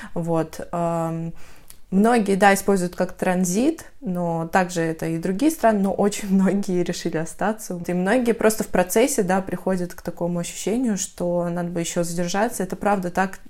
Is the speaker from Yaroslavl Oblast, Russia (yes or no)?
no; North Caucasus, Adygea, Russia; moved away as an adult; also born or lived in Moscow; я из Адыгеи, Северного Кавказа